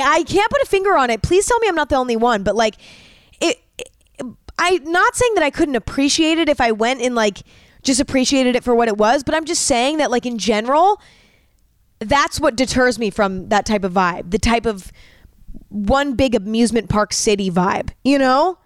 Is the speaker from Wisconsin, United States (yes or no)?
no; California, United States; growing up in California, um, Lake Tahoe was a very big vacation spot for a lot of the kids that went to school with me